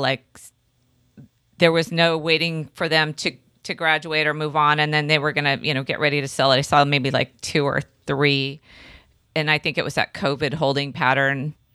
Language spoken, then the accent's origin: English; Santa Cruz, California, United States; I grew up on Bay Street